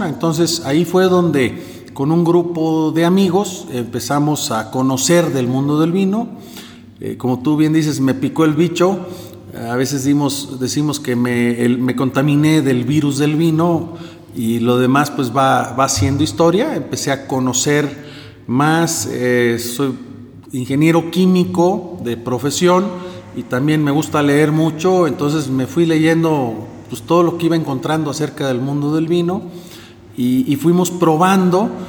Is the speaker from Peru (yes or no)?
no; Monclova, Coahuila, Mexico; also born or lived in Monterrey; now in Querétaro, Mexico; Eh, soy mexicano, aunque el nombre no lo parezca, de origen alemán, pero ya nacido en México. Eh, tengo ya 20 años viviendo en Querétaro. Antes de eso viví muchos años en Monterrey, Nuevo León, y soy originario de Monclova, Coahuila.